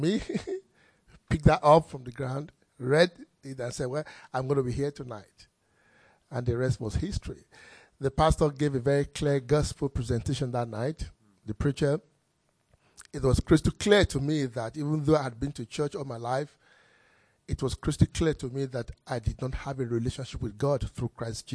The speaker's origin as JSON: {"language": "English", "country": "Nigeria", "tie": "born or raised there", "said": "I grew up in Nigeria."}